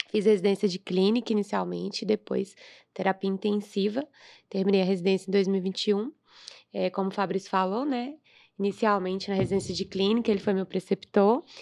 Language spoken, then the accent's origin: Portuguese; Bahia, Brazil; moved away as an adult; now in Belo Horizonte, Brazil; Na verdade, eu sou da Bahia.